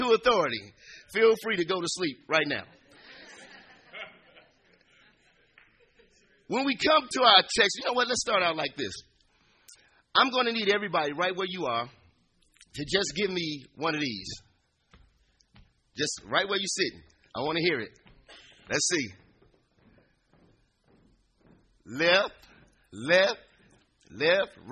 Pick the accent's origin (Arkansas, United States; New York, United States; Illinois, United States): Illinois, United States; Chicago; moved away as an adult; also born or lived in San Antonio, Texas; I'm from the Inglewood in Chicago. I'm from the streets. I'm from the hood